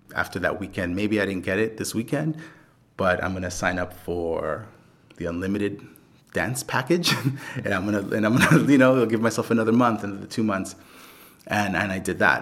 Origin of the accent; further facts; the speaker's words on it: New York City, New York, United States; I was born in the Bronx and grew up in the Bronx.